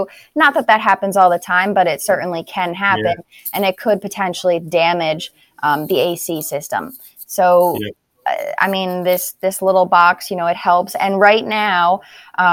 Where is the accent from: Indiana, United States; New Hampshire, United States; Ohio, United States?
New Hampshire, United States; now in Florida, United States; I'm not originally from Florida. I'm from New Hampshire.